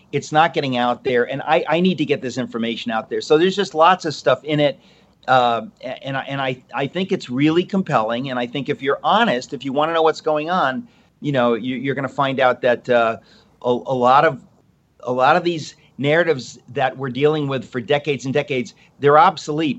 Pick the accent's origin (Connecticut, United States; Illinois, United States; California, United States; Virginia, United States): Connecticut, United States; Danbury; I was raised in this house. Uh, this is where I am. I'm in Connecticut, Danbury, Connecticut